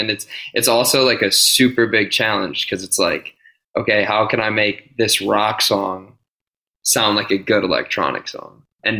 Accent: Pittsburgh, Pennsylvania, United States; Skate shop I grew up with in Pittsburgh, or that I worked at.

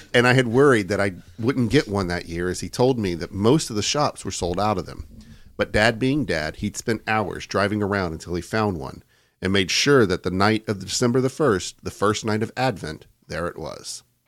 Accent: United States

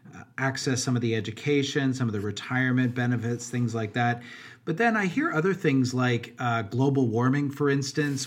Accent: Canada; as a Canadian

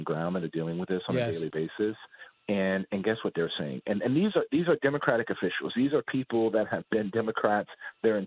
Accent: South Texas, United States; I'm from born and raised in South Texas, live in South Texas now

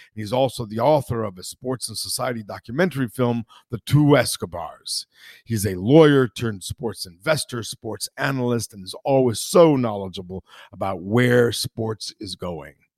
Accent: Italy; I'm from Italy

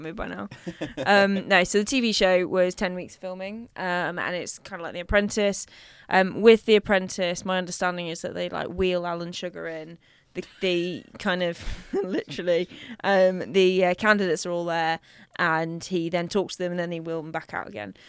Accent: London, United Kingdom; I grew up in North West London, so, um, over by kind of Stanmore, Edgware, that sort of harrow area.

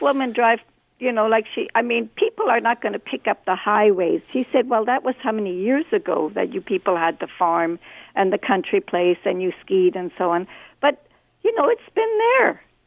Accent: East Germany, Germany; also born or lived in Montreal, Canada; now in Toronto, Canada; I'm originally from East Germany

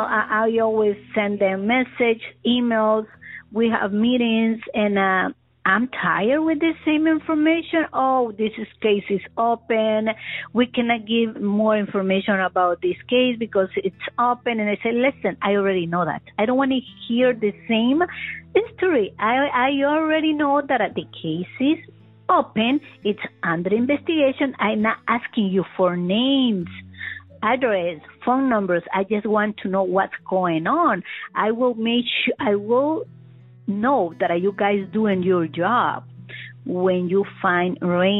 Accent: El Salvador; English is a second language; now in Massachusetts, United States; I'm from El Salvador

